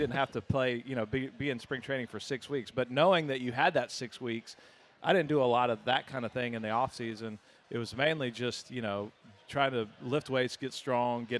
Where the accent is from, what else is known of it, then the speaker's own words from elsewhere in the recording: Austin, Texas, United States; I grew up in Austin